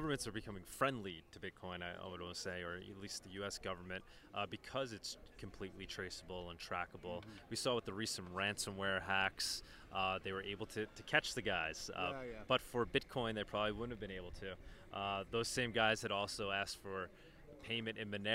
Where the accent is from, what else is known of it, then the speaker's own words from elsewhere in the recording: New York, United States; I'm from New York